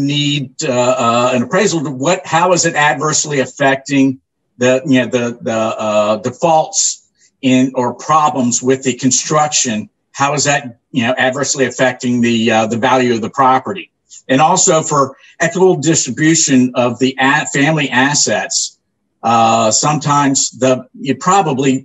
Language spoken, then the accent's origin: English; Orlando, Florida, United States; also born or lived in New Smyrna Beach, Florida; I grew up here in Central Florida, Orlando, and New Smyrna Beach, since the early 70s